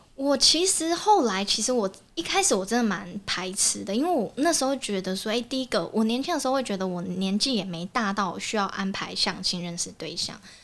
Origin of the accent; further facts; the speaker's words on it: Kaohsiung, Taiwan; moved away; 因为我之前是在高雄，我是高雄人